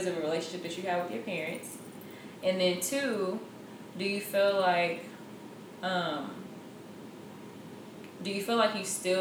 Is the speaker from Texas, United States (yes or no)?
yes; Houston, Texas, United States; moved away; I'm from Houston